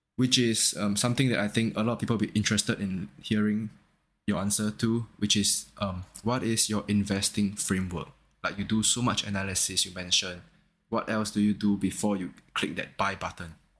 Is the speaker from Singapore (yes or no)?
yes; Singapore; I'm from Singapore